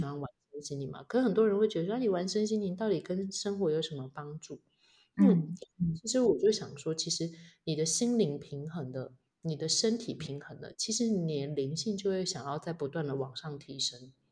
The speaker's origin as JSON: {"language": "Chinese", "region": "Changhua County", "country": "Taiwan", "also_born_or_lived": "Hualien", "moved": "as an adult", "lives_now": "Taitung, Taiwan", "said": "我是彰化人"}